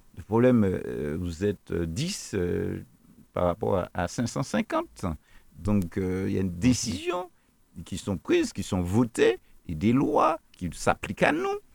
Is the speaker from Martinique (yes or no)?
yes; Martinique; nous sommes des Martiniquais